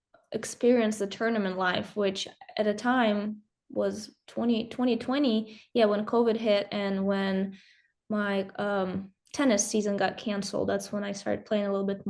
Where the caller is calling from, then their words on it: Kansas City, United States; We're in Kansas City. It's finally a nice sunny day.